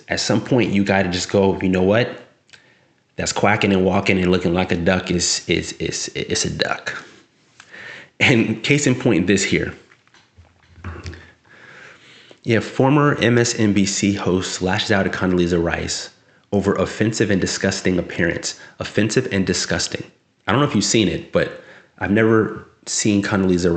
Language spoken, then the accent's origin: English; South San Francisco, California, United States; now in Sacramento, United States; I'm from San Francisco, South City. So I went to public schools down there, and then also in Northern California, in the Sacramento area, where I reside now